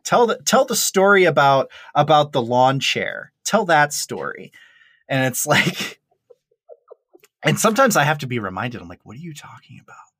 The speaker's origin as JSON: {"language": "English", "region": "Maine", "country": "United States", "also_born_or_lived": "Colorado", "moved": "as an adult", "said": "I'm a kid from Maine"}